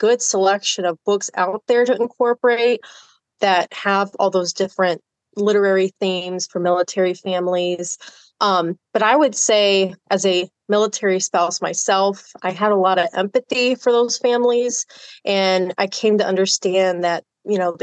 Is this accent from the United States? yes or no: yes; South Texas, United States; I grew up in South Texas